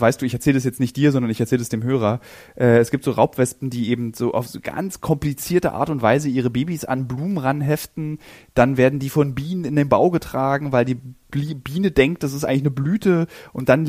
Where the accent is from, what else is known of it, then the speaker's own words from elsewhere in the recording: Berlin, Germany; als Berliner ist mein Handlungsspielraum ist, ist oft in Berlin